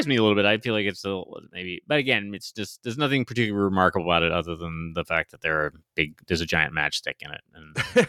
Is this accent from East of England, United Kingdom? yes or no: no; Scotland, United Kingdom; I'm a Scotsman myself. What can I say?